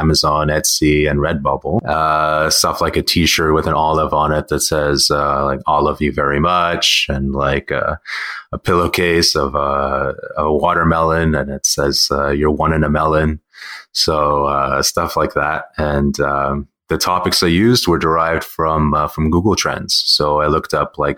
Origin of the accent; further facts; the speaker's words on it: Montreal, Quebec, Canada; I'm born and raised and still reside here in Montreal